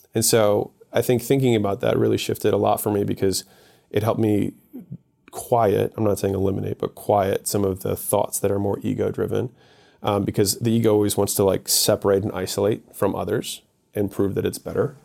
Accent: Baltimore, Maryland, United States; moved away as an adult; also born or lived in Ohio; I'm from Baltimore.

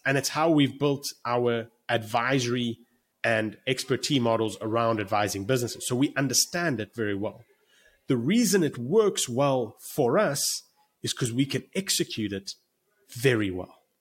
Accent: South Africa; moved away as an adult; now in United States; I'm actually sitting in Cape Town, South Africa right now, and I'm South African

